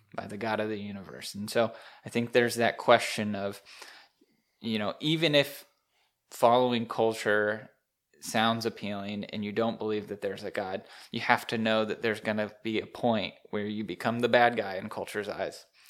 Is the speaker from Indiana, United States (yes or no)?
yes; Indianapolis, Indiana, United States; moved away; I'm from Indy area